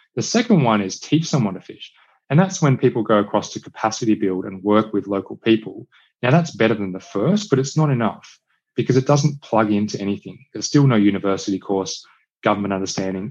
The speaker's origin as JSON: {"language": "English", "country": "Australia", "tie": "born or raised there", "also_born_or_lived": "India / China / Cambodia", "said": "I was, I was born in Australia, grew up in Australia."}